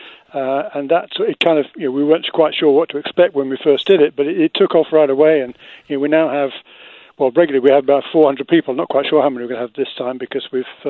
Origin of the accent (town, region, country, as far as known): England, United Kingdom; accent: Queen's English; now in United States